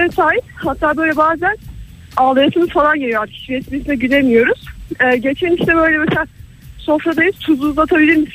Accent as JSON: {"language": "Turkish", "region": "Samsun", "country": "Turkey", "lives_now": "Ankara, Turkey", "said": "evlendim ben Samsunluyum."}